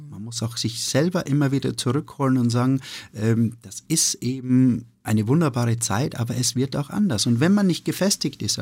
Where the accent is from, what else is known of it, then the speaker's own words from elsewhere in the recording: Hofkirchen, Styria, Austria; Also ich bin im Gasthof äh, groß geworden, im Gasthof meiner, meiner Mutter. Äh, in, in einem kleinen Dorf, das heißt Hofkirchen. Hofkirchen ist ein, ein 300 Einwohner-Dörfchen in der Oststeiermark.